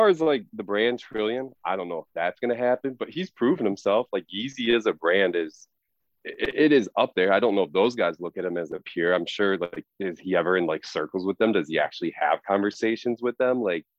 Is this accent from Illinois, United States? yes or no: yes; Illinois, United States; this was somebody, you know, growing up in the Midwest, especially outside of Chicago.